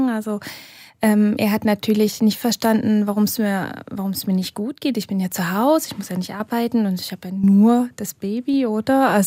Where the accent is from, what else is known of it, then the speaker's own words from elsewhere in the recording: Germany; Gehe ich vielleicht zurück nach Deutschland mit den Kindern, weil dort meine Familie ist. Also wir sind beide aus Deutschland, äh, unsere Großeltern eben auch dort.